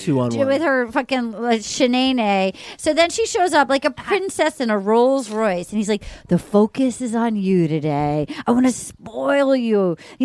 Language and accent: English; New England, United States; I grew up in New England where we don't say the T's.